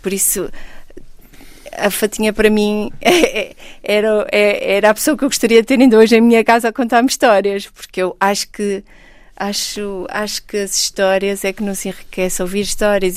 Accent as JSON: {"language": "Portuguese", "town": "Porto", "region": "Norte", "country": "Portugal", "tie": "born or raised there", "said": "Nasci, nasci no Porto, vivi no Porto, fui criada por um pai comunista"}